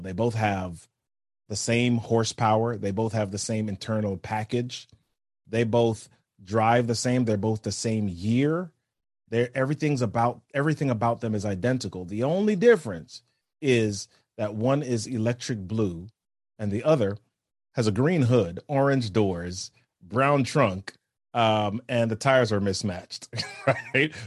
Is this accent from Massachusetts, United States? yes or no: no; New York City, New York, United States; I grew up in New York City.